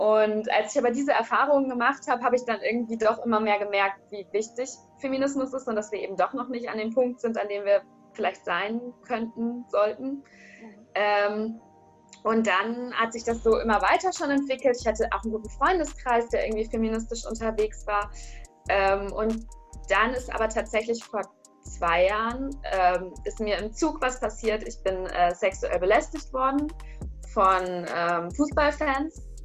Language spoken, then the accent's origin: German; near Bielefeld, North Rhine-Westphalia, Germany; moved away as an adult; also born or lived in Dortmund; ich komme aus der Nähe von Bielefeld